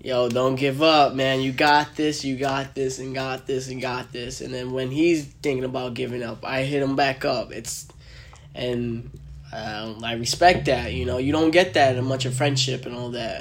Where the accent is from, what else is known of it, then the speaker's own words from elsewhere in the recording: New York, United States; also born or lived in New Jersey; I grew up in New York, but like we had a house in Jersey